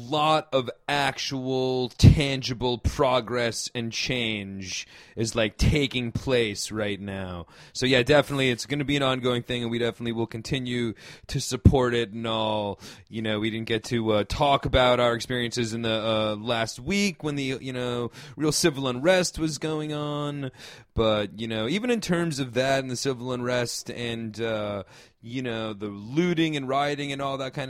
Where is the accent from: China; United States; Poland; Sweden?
United States